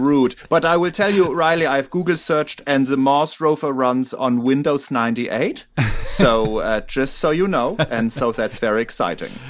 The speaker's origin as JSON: {"language": "English", "country": "Germany", "said": "I am a German citizen"}